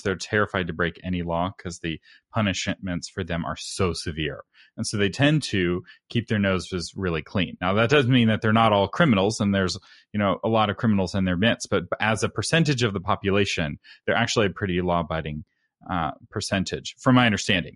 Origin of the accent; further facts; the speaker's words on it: Texas, United States; as a Texan